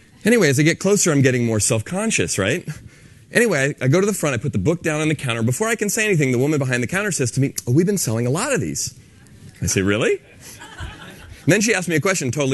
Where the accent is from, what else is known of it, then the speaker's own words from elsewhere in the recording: San Francisco, California, United States; I'm from San Francisco